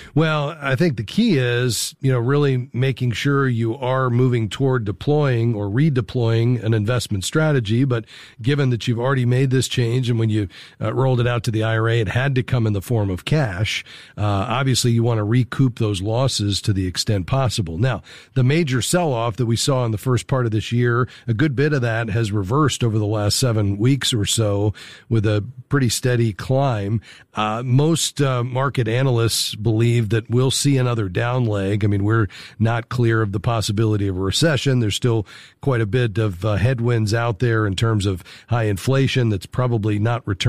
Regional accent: South Florida, United States; I'm from South Florida

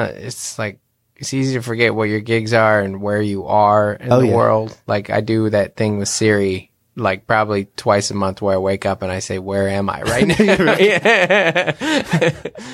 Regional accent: Seattle, Washington, United States; moved away as an adult; now in San Diego, United States; I was born in Seattle, raised there for the first 27 years of my life, and then moved to San Diego 5 years ago

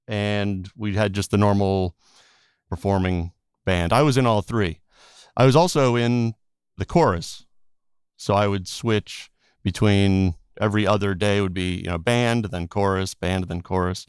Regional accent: Portland, Connecticut, United States; moved away as an adult; also born or lived in Boston / New York; now in Los Angeles, United States; I grew up in Portland, Connecticut, a very small town in the middle of Connecticut. So small that a lot of people that live in Connecticut don't even know that Portland exists.

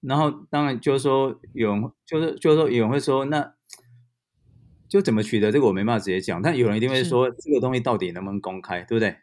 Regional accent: Taiwan; 我们台湾人

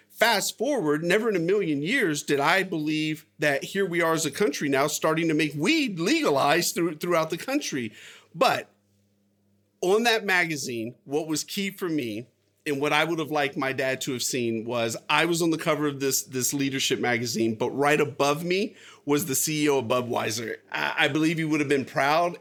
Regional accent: United States; I was born here. I was born in the United States.

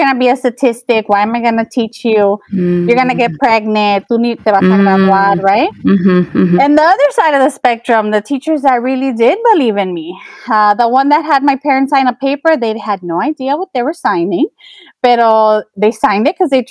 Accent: Los Angeles, California, United States; I was born and raised in South Los Angeles

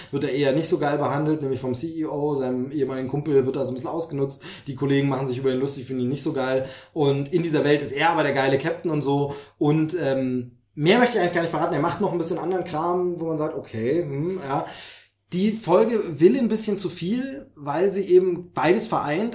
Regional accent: Dresden, Saxony, Germany; moved away; von meiner Heimat nicht so weit weg. Mhm. tatsächlich von Dresden braucht man, glaube ich, eine Stunde oder so.

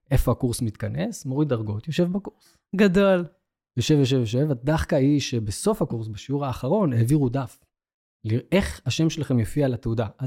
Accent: Beersheba, Southern District, Israel; אני גדלתי בבאר שבע

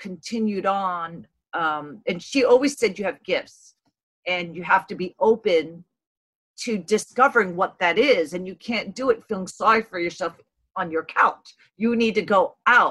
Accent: New York City, New York, United States; born and raised in Brooklyn, New York

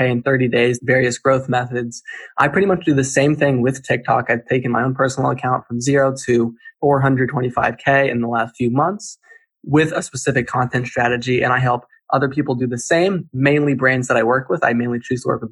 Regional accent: Charlottesville, Virginia, United States; I grew up in Charlottesville, Virginia

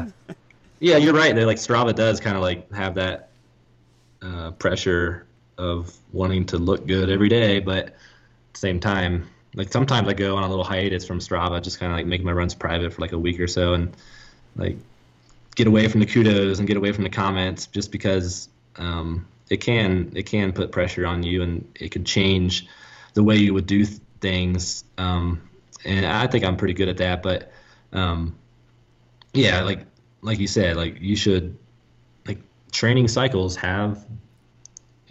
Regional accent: Ohio, United States; I'm from Ohio

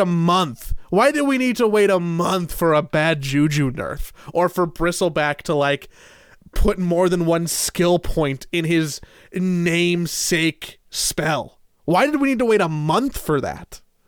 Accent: Los Angeles, California, United States; growing up in Los Angeles in the late nineties

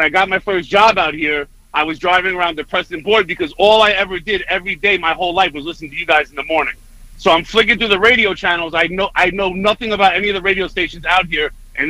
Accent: New York City, New York, United States; moved away as an adult; now in Miami, United States; I was born and raised in Queens, New York. I lived there my whole life. And when I moved to Miami, my wife forced me to move here with our family

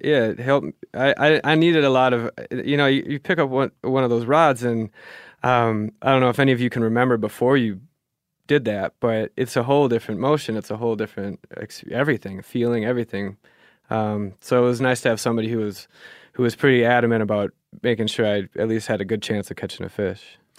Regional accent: Minnesota, United States; also born or lived in Germany / Duluth, Minnesota; I grew up fishing in Minnesota on lakes

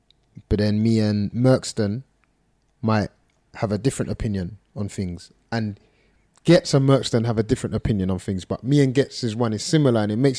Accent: London, United Kingdom; Everything, man. I think in every aspect, the way I dress is North London, the way I talk, my references

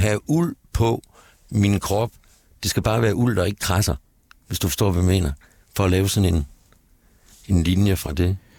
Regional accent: Gistrup, North Denmark Region, Denmark; moved away as an adult; also born or lived in Aalborg / Aarhus; now in Copenhagen, Denmark; da jeg var barn og boede i Nordjylland, i en lille by, Gistrup, syd for Aalborg

